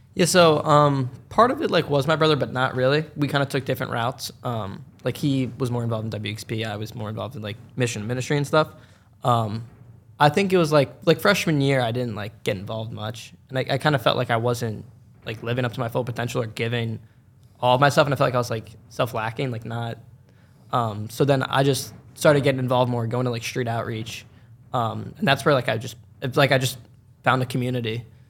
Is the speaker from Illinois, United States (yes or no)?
no; New Hope, Pennsylvania, United States; also born or lived in Doylestown, Pennsylvania; I grew up in New Hope, like, for the majority.